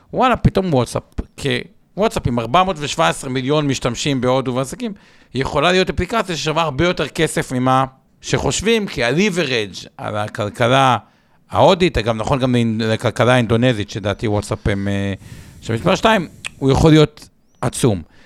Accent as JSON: {"language": "Hebrew", "country": "Israel", "said": "בתור ישראלים"}